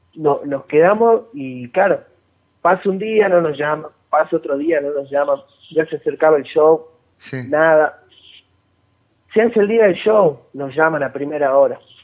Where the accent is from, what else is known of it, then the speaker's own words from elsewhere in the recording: Salta, Argentina; nosotros no somos de Buenos Aires, que somos de Salta